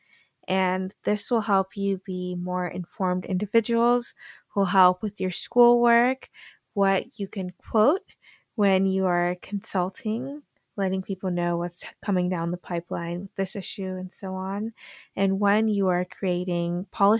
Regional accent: Massachusetts, United States; accent: American; also born or lived in Gambia; So we settled in Massachusetts, have been there ever since

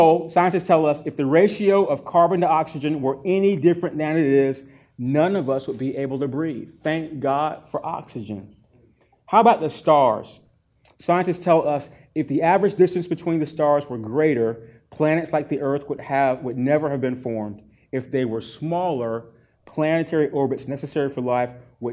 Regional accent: North Carolina, United States; I grew up in North Carolina, and we have mountains in North Carolina

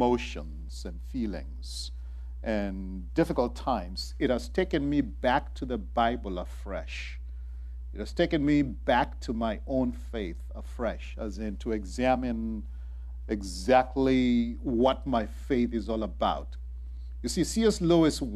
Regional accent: Kenya; moved away; I was raised in Kenya

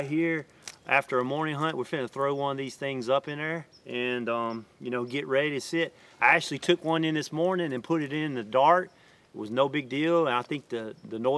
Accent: Mississippi, United States; my hometown in Mississippi

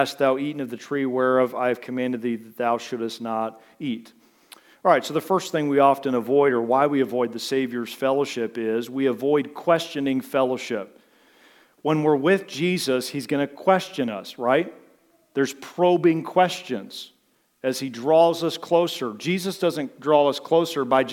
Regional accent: United States; I'm from America.

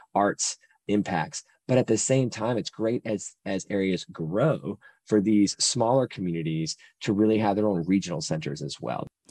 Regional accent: Salisbury, North Carolina, United States; Salisbury, North Carolina is my hometown

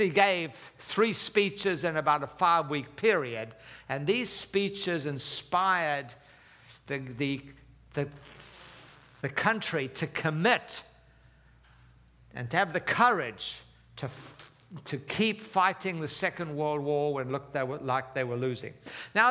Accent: Durban, KwaZulu-Natal, South Africa; moved away; I was born and raised in South Africa

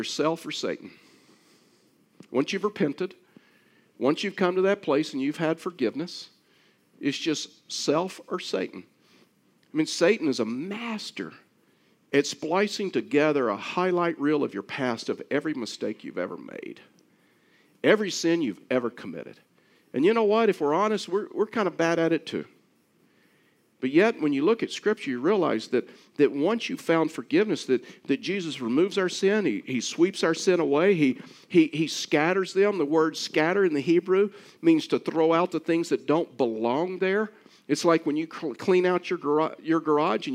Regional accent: South Texas, United States; I was raised in South Texas

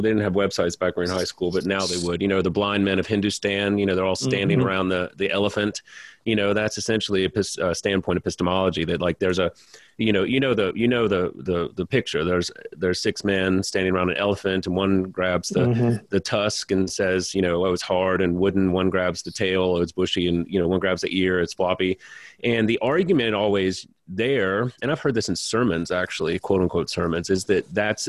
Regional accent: Louisiana, United States; I'm from Louisiana

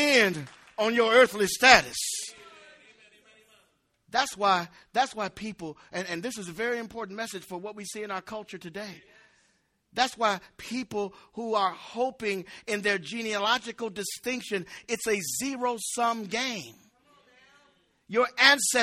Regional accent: United States; I never considered myself anything less than an American

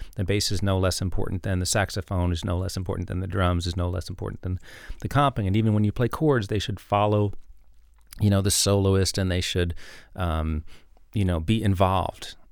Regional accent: New York City, New York, United States; I grew up in New York City

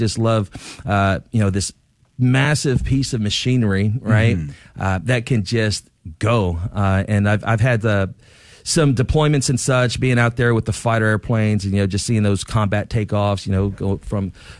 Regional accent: Jacksonville, Florida, United States; now in San Antonio, United States; Jacksonville, Florida.

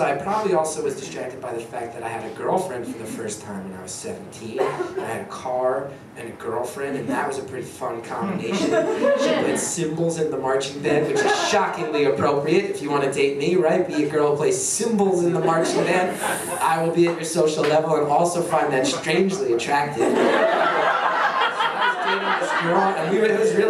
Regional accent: West Orange, New Jersey, United States; I grew up in West Orange, New Jersey

